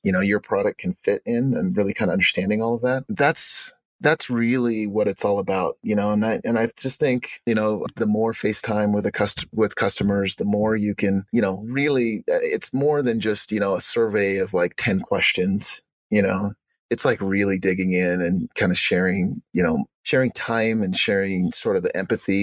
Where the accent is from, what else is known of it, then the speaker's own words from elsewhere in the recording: Arizona, United States; also born or lived in Uganda; now in Utah, United States; I grew up in Arizona